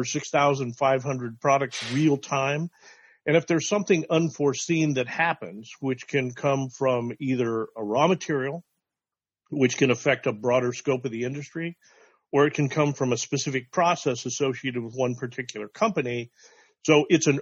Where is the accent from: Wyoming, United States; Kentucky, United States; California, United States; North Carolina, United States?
Wyoming, United States; I'm from Wyoming